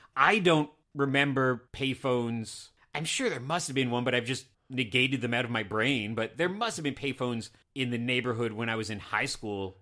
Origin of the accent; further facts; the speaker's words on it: Canada; I'm Canadian